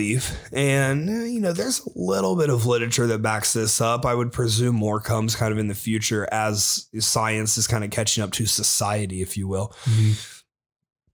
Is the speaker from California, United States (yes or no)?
no; Springfield, Ohio, United States; moved away; I'm from Springfield, Ohio